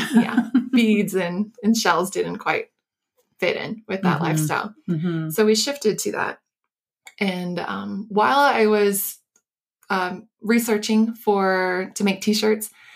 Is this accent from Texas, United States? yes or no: no; Florida, United States; I grew up in Florida, which was down by the sea.